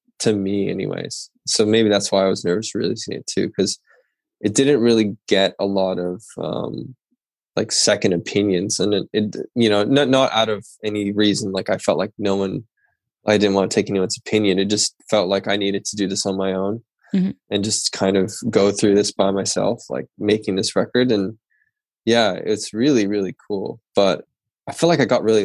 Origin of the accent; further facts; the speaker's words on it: Port Coquitlam, British Columbia, Canada; I grew up outside of Vancouver in Canada in a smaller town called Port Coquitlam